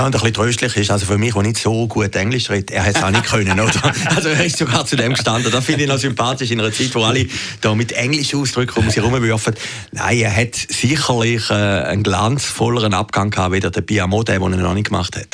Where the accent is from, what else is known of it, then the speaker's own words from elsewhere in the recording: Zürcher Weinland, Zurich, Switzerland; ich bin ja Zürcher Wieländer